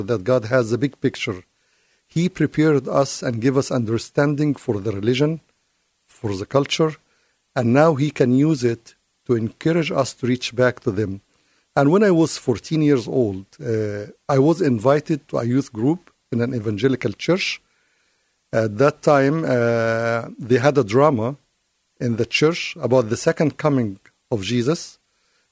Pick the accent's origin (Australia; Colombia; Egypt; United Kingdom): Egypt; moved away; I grew up in Egypt